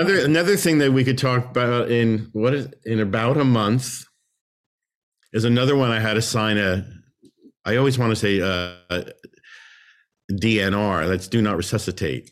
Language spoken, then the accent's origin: English; New Jersey, United States; that's my home state. So maybe they sensed, you know, hometown boy